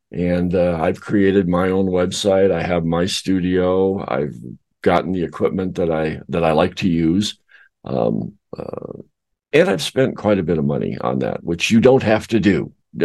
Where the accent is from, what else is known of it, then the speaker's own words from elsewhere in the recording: South Dakota, United States; also born or lived in Arizona / Colorado / California; Originally, I came from South Dakota. Then I moved down to Arizona. Then I moved up to Colorado. Then I moved over to California. Then I moved back to Arizona. So I've been around.